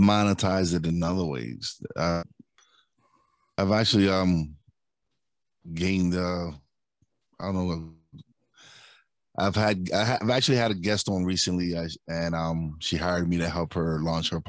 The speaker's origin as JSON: {"language": "English", "town": "New York City", "region": "New York", "country": "United States", "moved": "yes", "lives_now": "Pocono Mountains, United States", "said": "I'm originally from Brooklyn, but I live in Pocono Mountains in Pennsylvania now"}